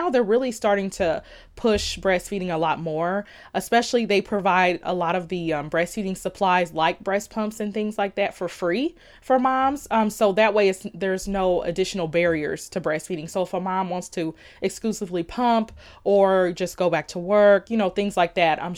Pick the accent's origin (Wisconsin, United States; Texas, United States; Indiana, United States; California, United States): Indiana, United States; Indianapolis; also born or lived in Bloomington, Indiana; I'm actually from Indianapolis, but I went to college in Bloomington, Indiana.